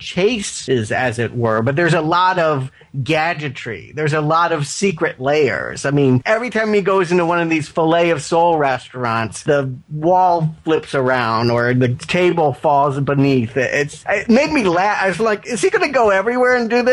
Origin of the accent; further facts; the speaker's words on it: the South, United States; I do come from the South. I was born in the South